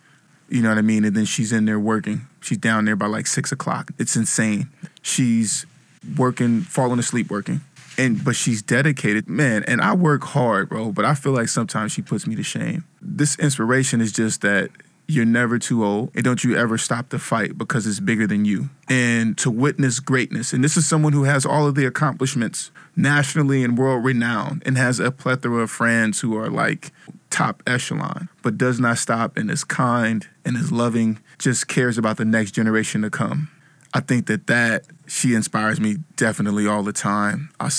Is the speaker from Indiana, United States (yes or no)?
no; Vallejo, California, United States; now in New York, United States; From Vallejo, California.